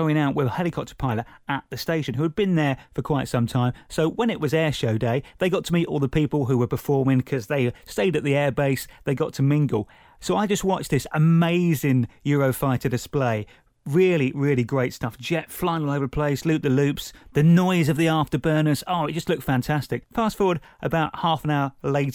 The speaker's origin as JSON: {"language": "English", "area": "Buckinghamshire", "region": "South East England", "country": "United Kingdom", "tie": "born or raised there", "said": "growing up in Buckinghamshire near RAF Halton that used to have an annual air show"}